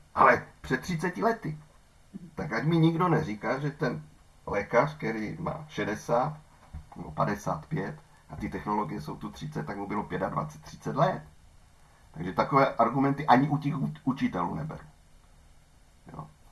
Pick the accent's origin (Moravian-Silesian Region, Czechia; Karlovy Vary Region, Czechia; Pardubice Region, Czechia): Moravian-Silesian Region, Czechia; Ostrava; u nás v Ostravě